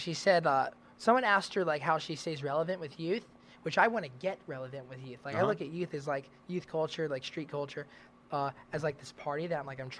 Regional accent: Nashville, Tennessee, United States; Growing up in Nashville is big. I grew up playing down on Broadway with a bunch of these older guys who played with like

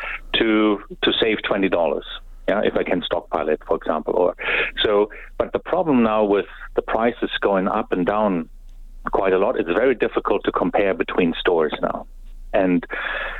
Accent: Germany; now in Canada; I'm from Germany

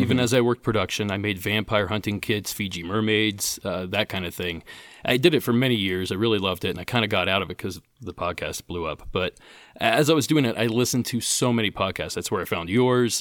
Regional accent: Appalachia, United States; I grew up in Appalachia

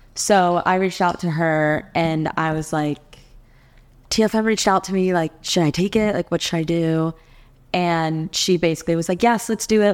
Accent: New Jersey, United States; moved away as an adult; also born or lived in Alabama; now in Nashville, United States; I'm from New Jersey

